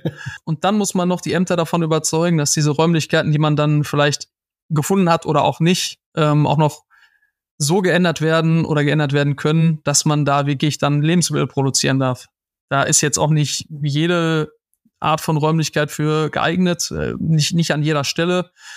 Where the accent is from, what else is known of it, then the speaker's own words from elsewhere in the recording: Schwerte, North Rhine-Westphalia, Germany; wir haben da früher gelebt. Ich bin auch geboren in der Stadt